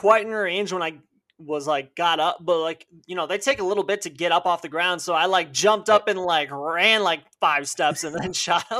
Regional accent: Illinois, United States; I'm from the Chicago suburbs.

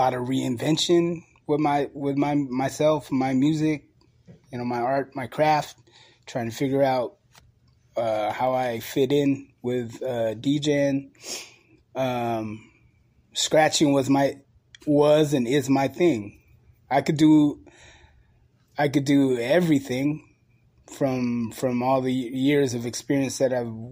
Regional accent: San Francisco, California, United States; I grew up in San Francisco, so I seen graffiti on the bus

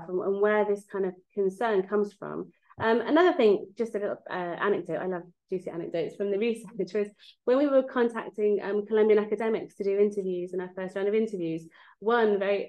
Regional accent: England, United Kingdom; moved away as an adult; also born or lived in Mexico; now in Belfast, United Kingdom; I'm English

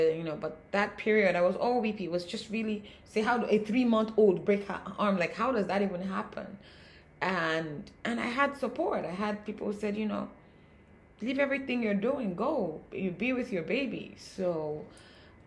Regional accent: Nigeria; being African, with being Nigerian

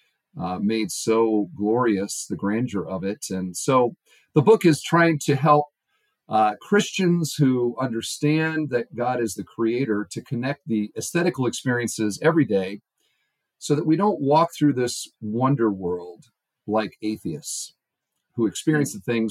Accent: Iowa, United States; also born or lived in Indianapolis; now in Indiana, United States; I grew up in Iowa, son of an engineer for John Deere.

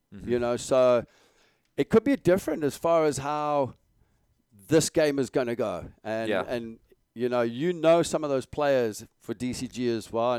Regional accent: Malawi; English is a second language; You don't want to know mine growing up in Malawi.

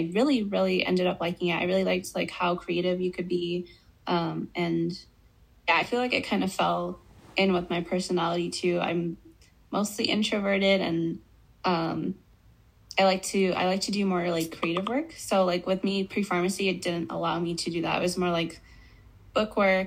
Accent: Albuquerque, New Mexico, United States; where I grew up in Albuquerque, New Mexico.

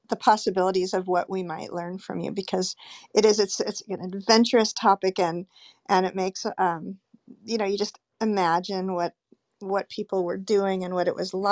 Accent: Portugal; I'm from Portugal

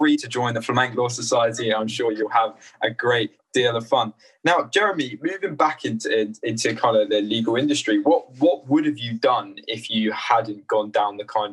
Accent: Australia; now in England; I'm originally from Australia

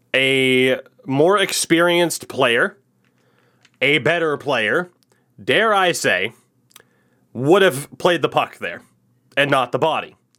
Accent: Milford, Massachusetts, United States; that small town is a lovely place called Milford, Massachusetts, which is where I was born

